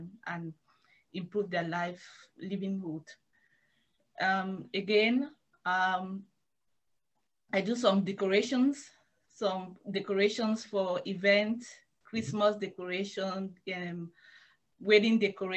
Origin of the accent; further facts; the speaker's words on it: Bamenda, Northwest Region, Cameroon; moved away as an adult; I'm from Bamenda. Bamenda is the capital city of Northwest region.